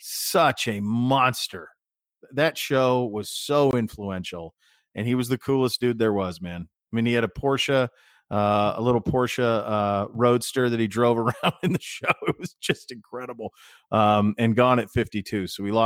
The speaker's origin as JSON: {"language": "English", "region": "Montana", "country": "United States", "moved": "yes", "lives_now": "Ohio, United States"}